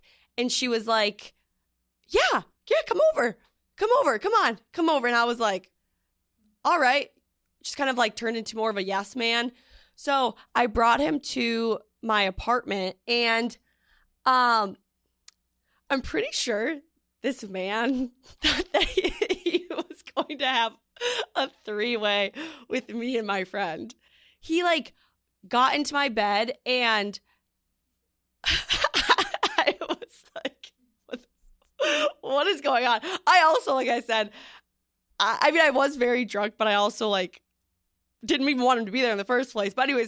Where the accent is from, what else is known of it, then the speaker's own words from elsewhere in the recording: Minnesota, United States; moved away as an adult; now in New York City, United States; I'm from Minnesota